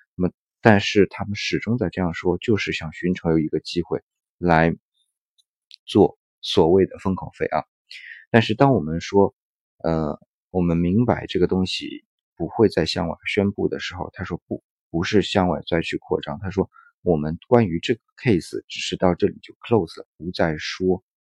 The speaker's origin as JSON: {"language": "Chinese", "country": "China", "said": "我们是中国人"}